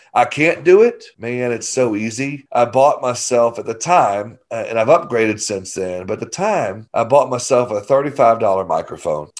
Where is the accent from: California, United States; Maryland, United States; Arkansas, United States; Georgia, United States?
Arkansas, United States; I'm just from Arkansas